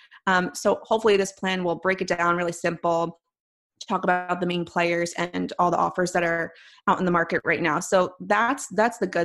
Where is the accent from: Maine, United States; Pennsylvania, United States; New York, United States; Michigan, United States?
Pennsylvania, United States; Philadelphia; accent: East Coast; moved away; also born or lived in Chicago; I'm from Philadelphia originally